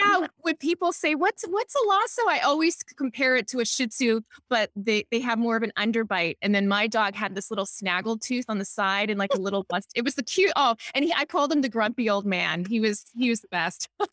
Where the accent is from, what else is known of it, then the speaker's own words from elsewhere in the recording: Honolulu, Hawaii, United States; moved away as an adult; now in Newport Beach, United States; I'm from Hawaii, Honolulu, Hawaii